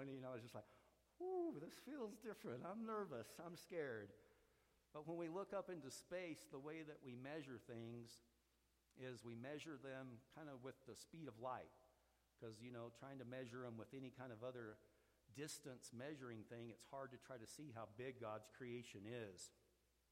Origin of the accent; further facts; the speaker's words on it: Roswell, New Mexico, United States; I grew up down in Roswell